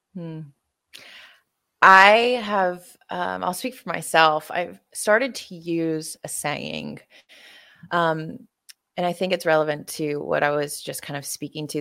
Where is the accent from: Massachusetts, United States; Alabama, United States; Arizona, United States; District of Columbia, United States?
Alabama, United States; Tuscaloosa; my hometown in Tuscaloosa, Alabama